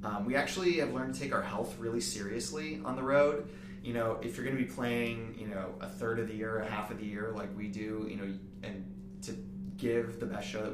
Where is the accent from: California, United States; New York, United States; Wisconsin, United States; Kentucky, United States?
Wisconsin, United States; Milwaukee; now in Orlando, United States; I'm from Milwaukee originally